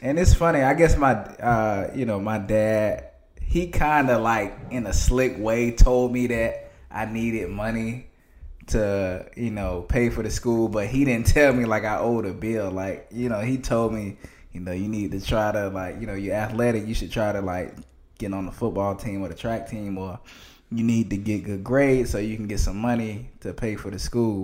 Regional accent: Athens, Georgia, United States; moved away as an adult; also born or lived in Atlanta, Georgia; I'm from Athens, Georgia, small town. It's not really a lot to do there. Not really a lot of room for growth for young people, in my opinion

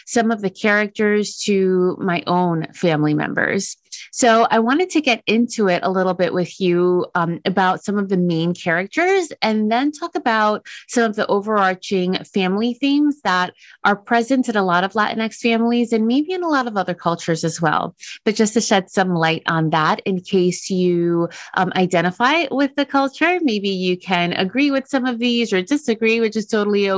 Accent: Dominican Republic; I'm from Dominican Republic

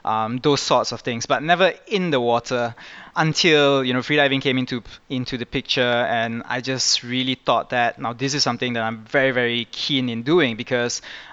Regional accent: Kuala Lumpur, Malaysia; I was born in Malaysia and I've lived here all my life

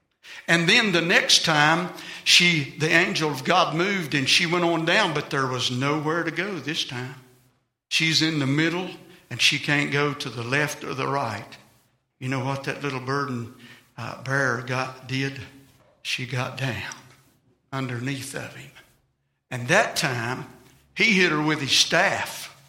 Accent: England, United Kingdom; I'm English bred. I've been fighting a temper all of my life.

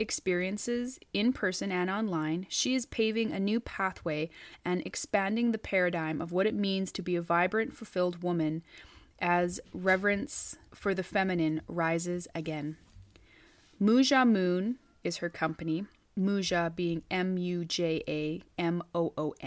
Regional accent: Northeast British Columbia, Canada; where I am currently in Northeast British Columbia, in my hometown

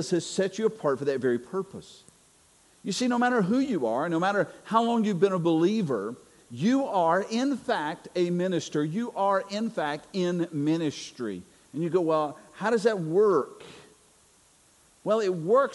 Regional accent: North Carolina, United States; moved away; I'm originally from North Carolina

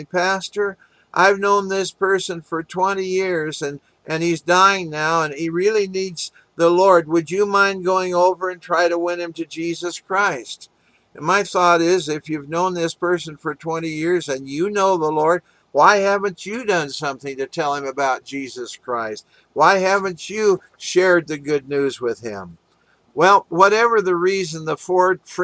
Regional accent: Walla Walla, Washington, United States; also born or lived in Kansas City, Missouri; now in Sun Valley, Arizona, United States; when I was growing up in Walla Walla, Washington

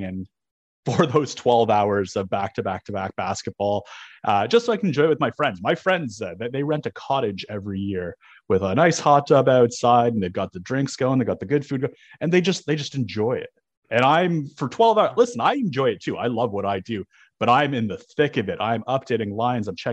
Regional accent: Toronto, Ontario, Canada; moved away; I'm originally from Toronto

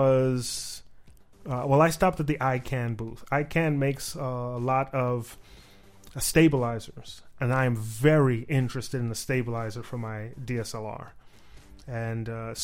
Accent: New York City, New York, United States; moved away; I grew up in Manhattan

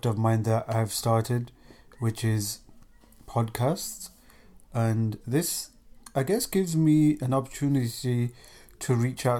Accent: England, United Kingdom; moved away as an adult; now in Ohio, United States; I'm born and bred in England. I've been there for 38 years of my life

